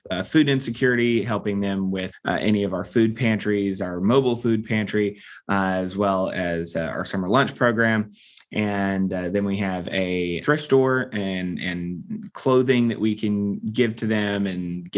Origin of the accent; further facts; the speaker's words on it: Atlanta, Georgia, United States; I was born and raised here in Atlanta, so this is home base for me